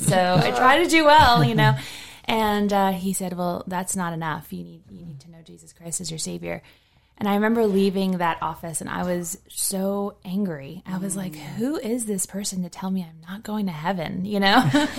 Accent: Long Island, New York, United States; moved away as an adult; also born or lived in Lewisburg, Pennsylvania; now in Harrisonburg, United States; I grew up in Long Island, New York, and my family has lived there, and I graduated from there from high school

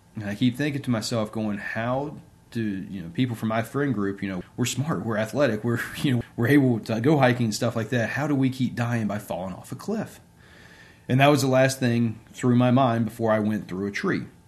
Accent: Bridgewater, Virginia, United States; also born or lived in Norfolk, Virginia / Williamsburg, Virginia; now in Richmond, United States; I was born and raised in Bridgewater, Virginia.

